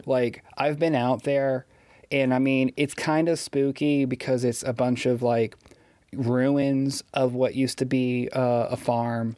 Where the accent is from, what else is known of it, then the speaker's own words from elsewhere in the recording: Pierce City, Missouri, United States; also born or lived in Springfield, Missouri; I grew up in Pierce City.